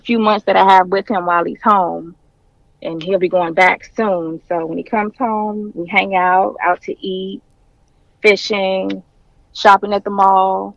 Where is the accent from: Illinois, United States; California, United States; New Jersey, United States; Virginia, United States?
Virginia, United States; Richmond; I was born and raised here.